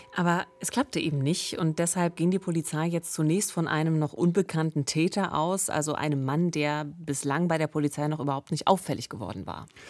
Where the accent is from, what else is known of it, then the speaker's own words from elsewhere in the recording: Eberswalde, Brandenburg, Germany; in meiner Heimatstadt Eberswalde